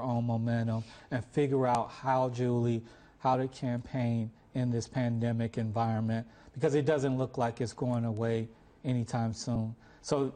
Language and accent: English; Chicago, Illinois, United States; I'm from Chicago